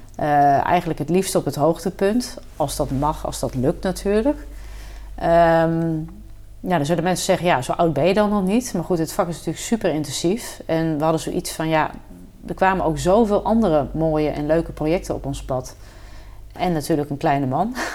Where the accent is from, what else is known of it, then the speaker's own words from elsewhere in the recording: Kampen, Overijssel, Netherlands; gewoon lokaal in Kampen, waar ik vandaan kom